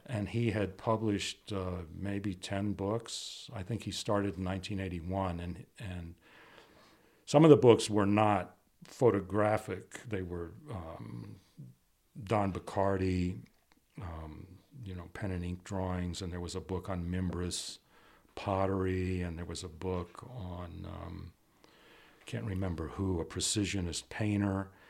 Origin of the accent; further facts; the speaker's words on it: Washington, District of Columbia, United States; moved away as an adult; also born or lived in Brooklyn, New York / Pasadena, California; now in Santa Fe, United States; I was born in Brooklyn, but raised in Washington D.C. and uh, moved away um, to attend Art Center in Pasadena in 1978